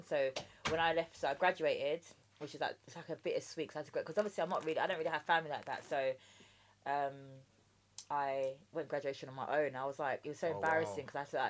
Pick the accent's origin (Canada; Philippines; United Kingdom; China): United Kingdom; London; accent: common Englisher; also born or lived in Jamaica; I was born in Jamaica, believe it or not, although I sound like a common Englisher, but I was born in Jamaica and I grew up with my dad here